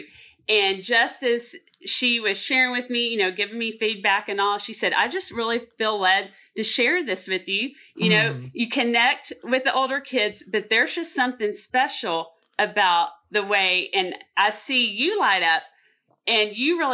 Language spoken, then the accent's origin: English; Texas, United States; I'm originally from Texas as well. And I grew up in Texas area